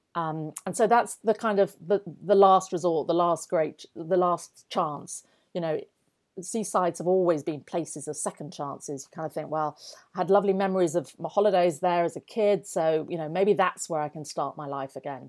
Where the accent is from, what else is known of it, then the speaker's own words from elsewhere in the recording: Yorkshire and the Humber, United Kingdom; I grew up in North Yorkshire